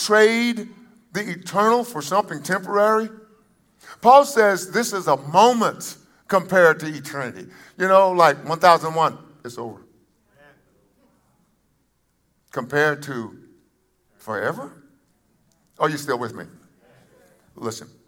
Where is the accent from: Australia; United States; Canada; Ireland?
United States